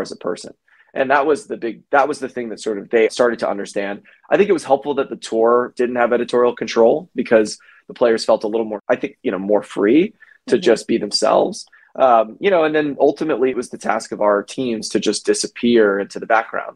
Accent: Georgia, United States; also born or lived in New York; now in Los Angeles, United States; I'm from Georgia

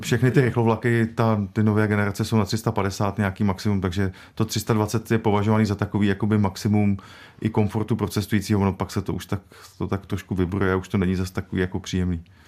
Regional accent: Liberec Region, Czechia; Já sám jsem z Libereckého kraje

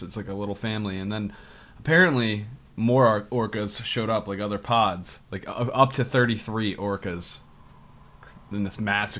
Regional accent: East Coast, United States; now in Monterey Bay, United States; growing up on the East Coast.

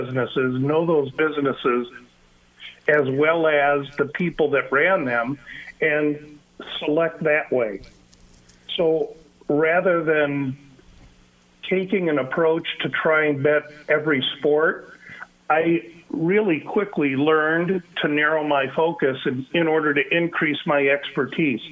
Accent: Omaha, Nebraska, United States; I come from Omaha, Nebraska

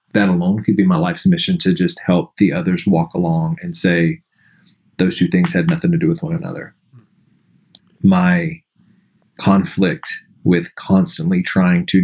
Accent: Alabama, United States; growing up in the South in Alabama

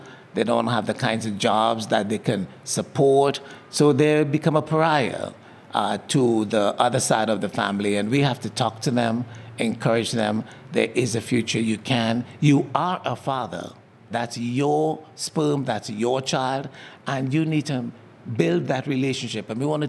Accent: Trinidad & Tobago; now in Philadelphia, United States; Originally, I am from Trinidad and Tobago in the Caribbean.

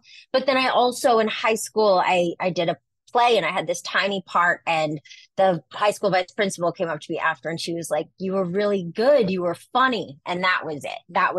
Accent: Montreal, Quebec, Canada; Yeah, I'm from Montreal.

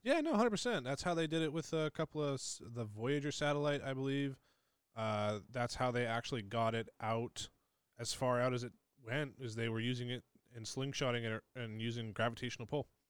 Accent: New England, United States; I'm from New England

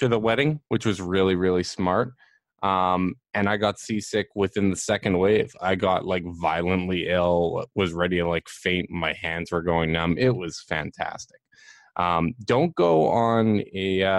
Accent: Canada; we're Canadian

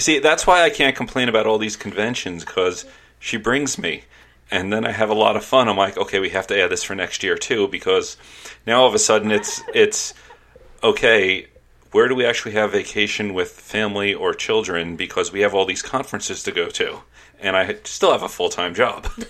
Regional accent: New York City, New York, United States; I grew up in New York City

